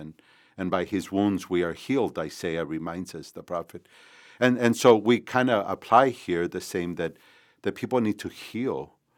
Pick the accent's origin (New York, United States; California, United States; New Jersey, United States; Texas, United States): Texas, United States; McAllen; also born or lived in San Juan, Texas; I was born in San Juan, uh, Texas, here in in the Rio Grande Valley and, but grew up in McAllen